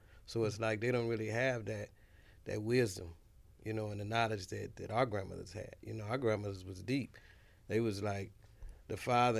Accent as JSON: {"language": "English", "town": "Los Angeles", "region": "California", "country": "United States", "tie": "born or raised there", "said": "Like, on the east side of L.A."}